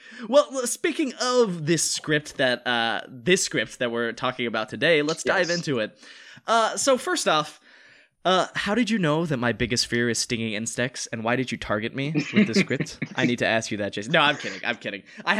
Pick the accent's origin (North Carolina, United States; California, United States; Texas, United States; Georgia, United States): North Carolina, United States; now in Los Angeles, United States; We're both from North Carolina